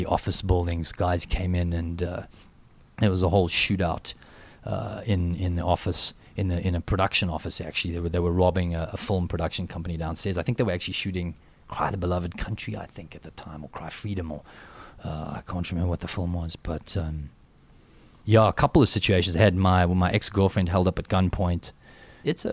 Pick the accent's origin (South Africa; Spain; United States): South Africa; accent: South African